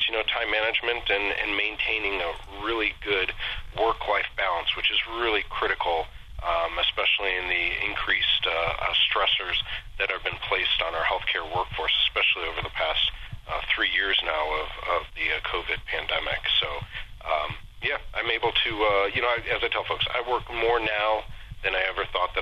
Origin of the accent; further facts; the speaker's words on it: Solon, Ohio, United States; also born or lived in Columbus, Ohio / Cincinnati, Ohio / Wilmington, Ohio; I was born and raised in Solon, on the east side of Cleveland